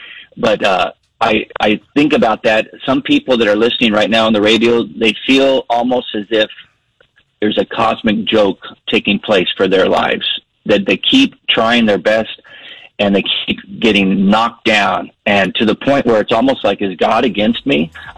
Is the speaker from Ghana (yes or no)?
no; Panama; You know, I grew up in Panama, and as a kid, there was not much to do in Panama.